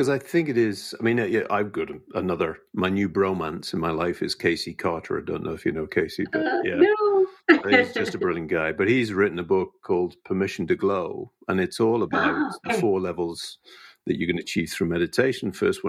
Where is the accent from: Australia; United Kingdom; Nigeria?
United Kingdom; I was using sarcasm as a British person would.